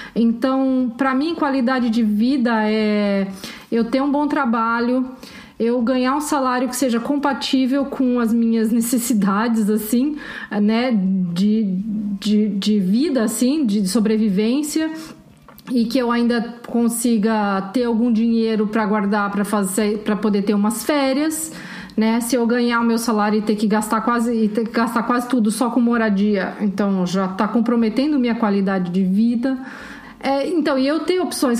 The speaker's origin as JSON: {"language": "Portuguese", "town": "Curitiba", "region": "Paraná", "country": "Brazil", "also_born_or_lived": "São José dos Campos", "moved": "as an adult", "said": "eu sou de Curitiba, mas eu já tinha me mudado de lá fazia algum tempo"}